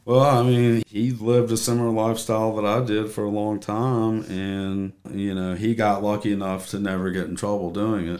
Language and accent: English; Tennessee, United States; moved away; born and raised in Tennessee